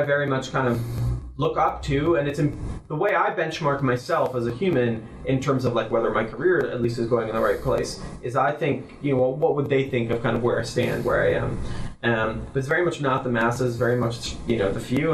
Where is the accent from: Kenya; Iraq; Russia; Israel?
Israel; moved away as an adult; also born or lived in Jerusalem, Israel; now in San Francisco, United States; I grew up in Israel